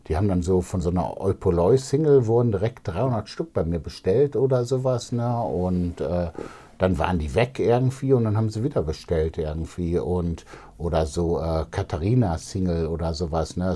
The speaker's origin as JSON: {"language": "German", "town": "Düsseldorf", "region": "North Rhine-Westphalia", "country": "Germany", "tie": "born or raised there", "said": "Ja, ich mag auch Gerresheim irgendwie. Ne? Also Gerresheim ist meine alte Heimat"}